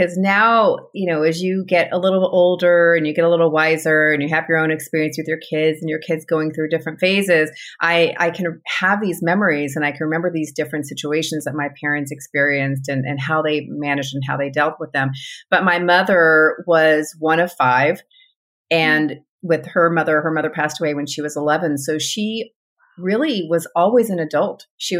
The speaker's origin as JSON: {"language": "English", "region": "California", "country": "United States", "tie": "born there", "also_born_or_lived": "Texas", "said": "Anyway, so they moved to California. I was born in California. I'm the second of six. We were there in California, in Southern California, for their first four of their children, and then moved to Texas."}